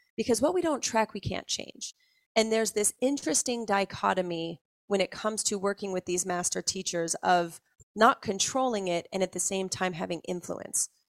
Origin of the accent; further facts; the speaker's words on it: just outside of Salt Lake City, Utah, United States; I grew up just outside of Salt Lake City, Utah